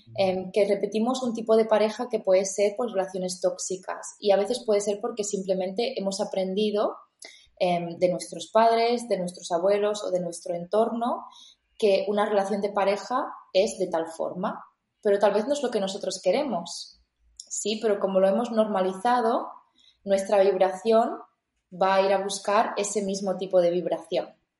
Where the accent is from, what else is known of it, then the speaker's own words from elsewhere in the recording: L'Ametlla de Mar, Catalonia, Spain; also born or lived in Barcelona / India; vuelvo a mi pueblo donde yo había dejado ese pueblo cuando tenía 18 años para ir a la universidad